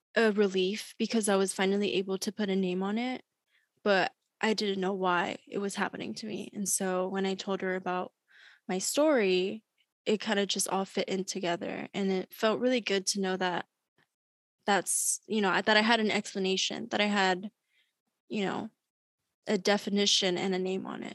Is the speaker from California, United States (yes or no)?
yes; Long Beach, California, United States; also born or lived in Berkeley, California; I was born and raised in Long Beach, California.